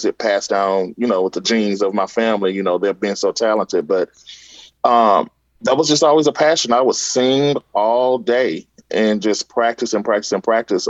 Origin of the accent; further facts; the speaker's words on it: Louisiana, United States; I'm from Louisiana. I grew up very strict in the church